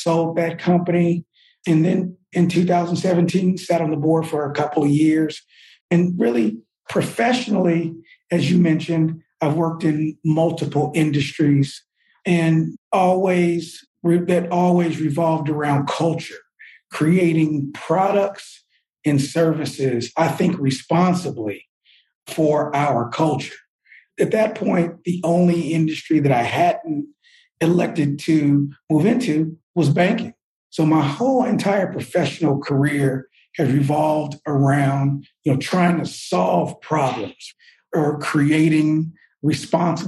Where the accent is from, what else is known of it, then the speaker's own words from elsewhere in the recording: Oakland, California, United States; also born or lived in Washington, D.C.; now in Atlanta, United States; I'm from the Bay Area, Oakland, California